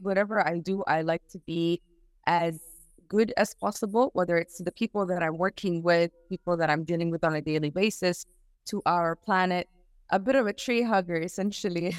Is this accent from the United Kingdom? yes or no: no; Sudan; I'm from Sudan right now